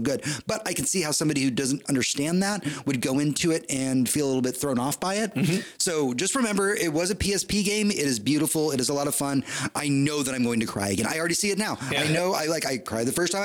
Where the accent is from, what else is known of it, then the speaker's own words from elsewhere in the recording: Houston, Texas, United States; moved away as an adult; now in Austin, United States; I was born and raised in Houston